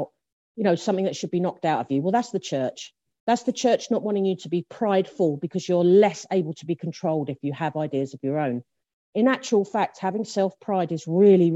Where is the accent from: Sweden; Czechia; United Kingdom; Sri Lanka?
United Kingdom; London; the first place that I lived in South London is a place called Lea Green, which is in Lewisham in South London